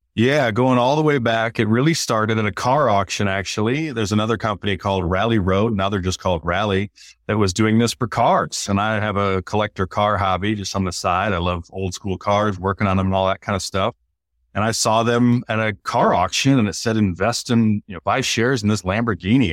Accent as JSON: {"language": "English", "region": "Michigan", "country": "United States", "tie": "born or raised there", "also_born_or_lived": "Baltimore", "moved": "yes"}